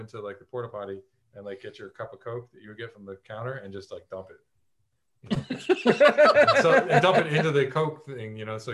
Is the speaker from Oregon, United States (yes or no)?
no; Fort Lauderdale, Florida, United States; moved away as an adult; also born or lived in Palm Beach / Broward / Dade; I'm from South Florida, born and raised, lived there up until I was about 30. I'm from Fort Lauderdale is predominantly where I spent most of my time